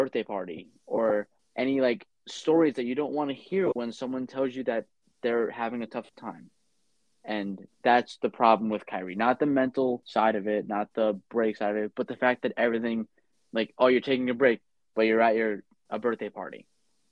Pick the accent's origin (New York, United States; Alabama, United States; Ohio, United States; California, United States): New York, United States; New York City; I grew up in Staten Island